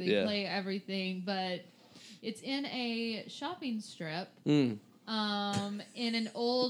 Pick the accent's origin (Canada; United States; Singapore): United States; Johnson City, Tennessee; moved away; my hometown